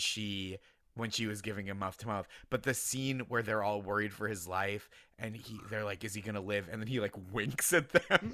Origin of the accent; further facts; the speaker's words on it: Boston suburbs, Massachusetts, United States; I grew up in the Boston suburbs